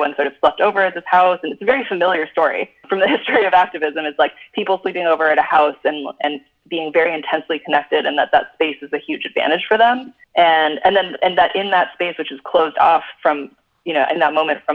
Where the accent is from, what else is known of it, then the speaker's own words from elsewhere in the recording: Cupertino, California, United States; I'm from Cupertino. I'm like from the middle of Silicon Valley.